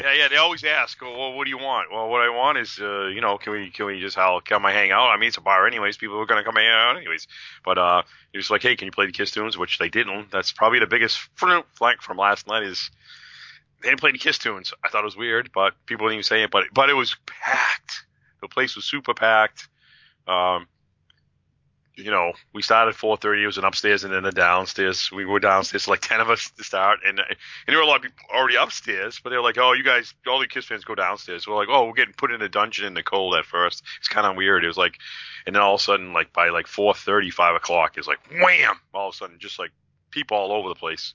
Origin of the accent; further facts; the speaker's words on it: New England, United States; I'm from New England.